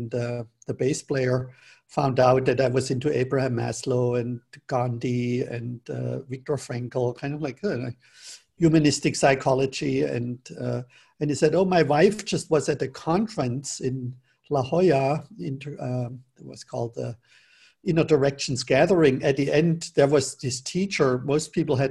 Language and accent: English; Germany; moved away; also born or lived in Northern California; where I grew up in Germany